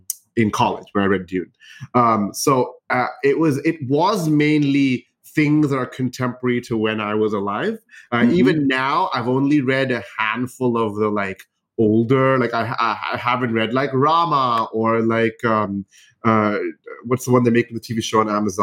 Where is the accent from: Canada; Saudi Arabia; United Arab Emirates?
United Arab Emirates; So I grew up in the United Arab Emirates, right? So I didn't grow up in India.